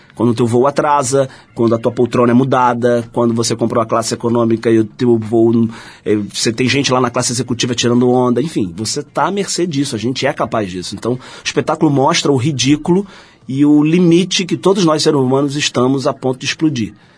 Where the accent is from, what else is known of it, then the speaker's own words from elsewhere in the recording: Rio de Janeiro, Brazil; sou carioca, da Gema, porque nasci no centro do Rio de Janeiro